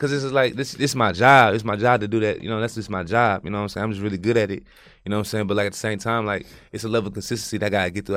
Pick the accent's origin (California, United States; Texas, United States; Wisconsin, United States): Texas, United States; Houston; born and raised in Fergus Homes from the north side